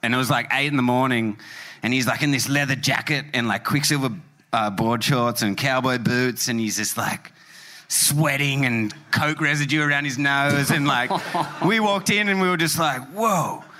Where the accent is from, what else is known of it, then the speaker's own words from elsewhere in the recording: Australia; we're from Australia